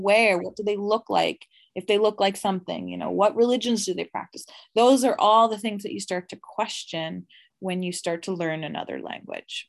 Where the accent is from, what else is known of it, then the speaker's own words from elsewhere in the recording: Atlantic Canada, Canada; Atlantic Canada